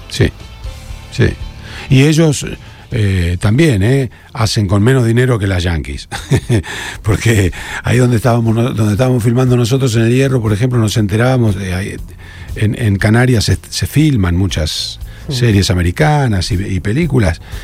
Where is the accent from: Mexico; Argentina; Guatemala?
Argentina; Rosario, Santa Fe; moved away as an adult; Me fui de Rosario, acá trabajaba, acá donde vivo ahora. Eh, me fui a, los 19